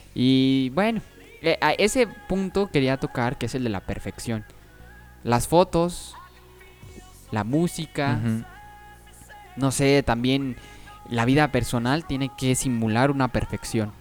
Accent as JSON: {"language": "Spanish", "country": "Mexico"}